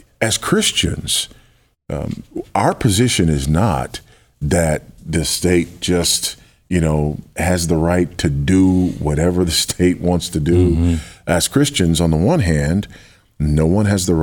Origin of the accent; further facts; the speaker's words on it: United States; As an American